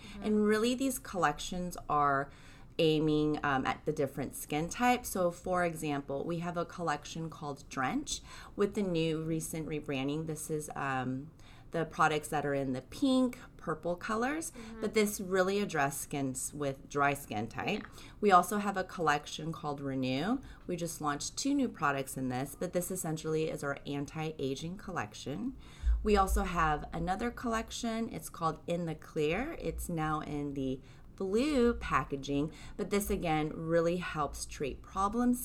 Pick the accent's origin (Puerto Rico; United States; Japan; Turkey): Japan; moved away; being born and raised in Japan